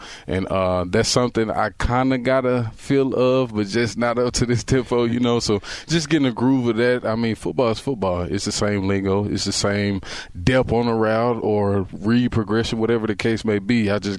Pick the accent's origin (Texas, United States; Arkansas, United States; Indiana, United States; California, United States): Texas, United States; I'm just a football player. That's what I do. I'm from Texas, you know.